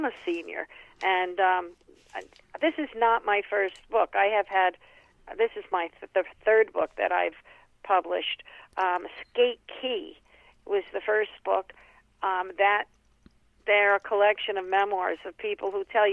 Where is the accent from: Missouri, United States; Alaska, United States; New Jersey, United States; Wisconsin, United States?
New Jersey, United States; Paterson; kids growing up on Dead End Jersey Street at the foot of Garrett Mountain